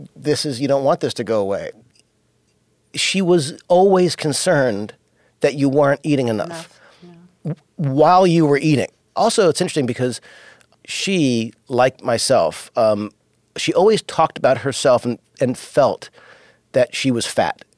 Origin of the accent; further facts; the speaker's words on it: Los Angeles, California, United States; also born or lived in New York; when we moved to Los Angeles and I was only five, we moved from New York.